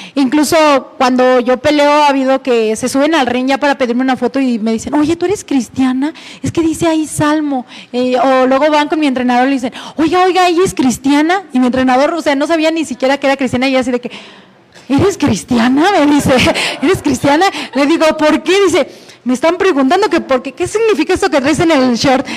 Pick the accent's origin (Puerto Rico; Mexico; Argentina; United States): Mexico; soy la primer mexicana en tener este título